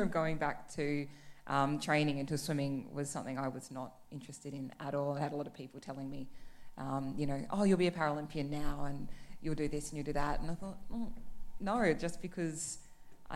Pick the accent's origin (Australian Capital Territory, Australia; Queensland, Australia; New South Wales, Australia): Australian Capital Territory, Australia; Canberra; moved away as an adult; also born or lived in Melbourne; I grew up in Canberra